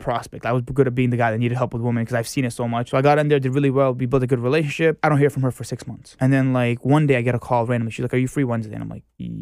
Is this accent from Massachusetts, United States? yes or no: yes; Boston, Massachusetts, United States; moved away as an adult; now in New York City, United States; Born and raised in Boston, Massachusetts